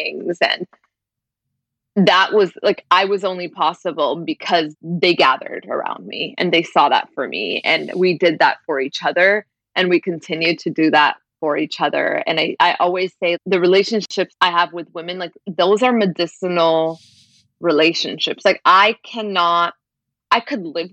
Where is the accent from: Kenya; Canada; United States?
Canada; Brampton, Ontario; I grew up in Brampton, which is mostly like, it's a working class immigrant city